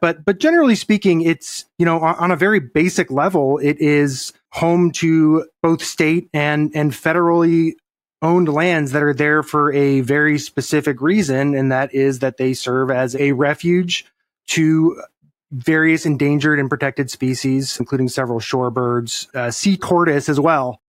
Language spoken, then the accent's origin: English; Colorado, United States; moved away as an adult; now in Texas, United States; I grew up in Colorado